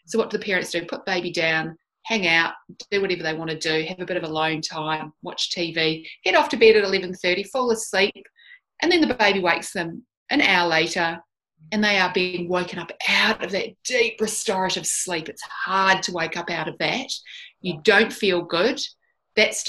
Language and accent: English; Christchurch, Canterbury, New Zealand; moved away as an adult; also born or lived in Dunedin, New Zealand; now in Australia; I'm actually a New Zealander. I didn't grow up in Australia. I live here now, but I was born and bred in New Zealand